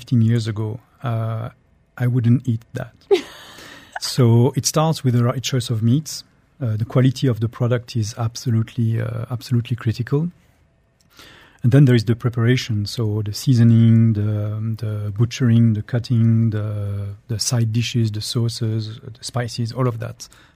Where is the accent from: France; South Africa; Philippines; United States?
France; Strasbourg, Grand Est; accent: French; now in United Arab Emirates; I am French. So I grew up northeastern France in Alsace, in Strasbourg